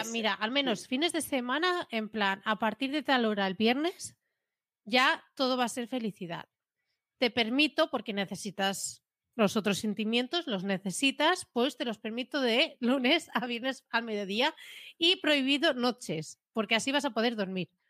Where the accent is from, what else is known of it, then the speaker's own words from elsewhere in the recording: Catalonia, Spain; Yo como catalana hago cosas